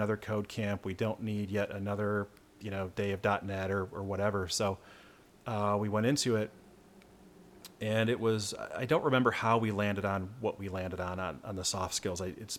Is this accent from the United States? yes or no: yes; Michigan, United States; I'm from Michigan